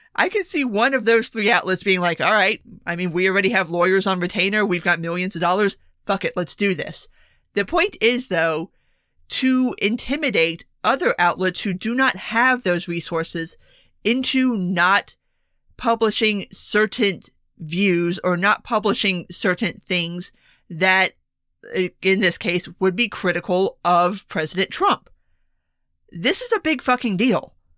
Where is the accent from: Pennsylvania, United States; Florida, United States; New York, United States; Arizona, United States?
Florida, United States; South; My home state